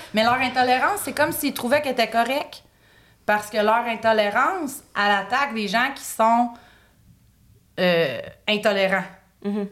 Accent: Quebec, Canada; moved away; je suis québécoise, canadienne

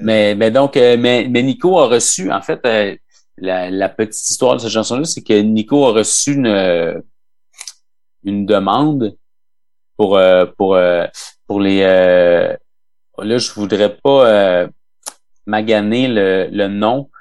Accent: Quebec, Canada

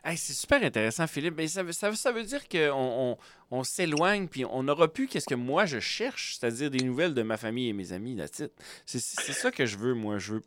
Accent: Quebec, Canada; now in Manitoba, Canada; je suis québécois, j'habite au Manitoba

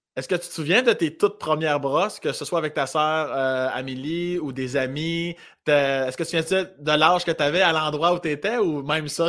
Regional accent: Laurier-Station, Quebec, Canada; now in Montreal, Canada; Je viens de Laurier Station, sur la rive sud de Québec, à 25 minutes de Lévis à peu près

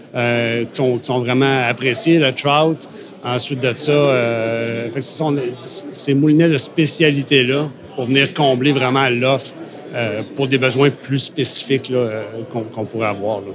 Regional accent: Côte-Nord, Quebec, Canada; dans mon patelin, là, sur la côte nord

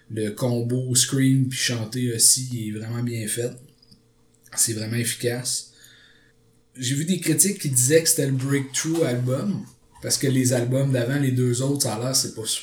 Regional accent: Quebec, Canada; mais on va dire … parce qu'on est québécois

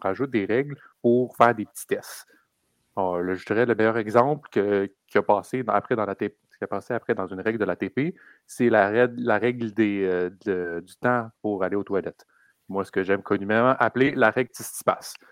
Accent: Quebec, Canada; on est québécois

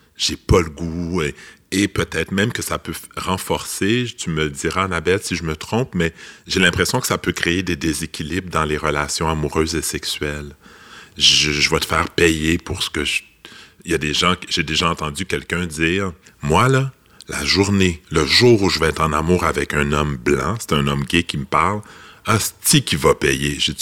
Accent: Laval, Quebec, Canada; je, suis un gars de Laval

